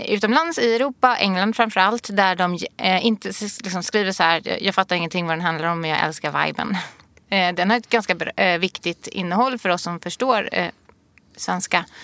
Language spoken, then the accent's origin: Swedish; Gothenburg, Västra Götaland, Sweden; now in Stockholm, Sweden; jag kommer från Majorna i Göteborg, 414 känner jag mig mer eh, nere med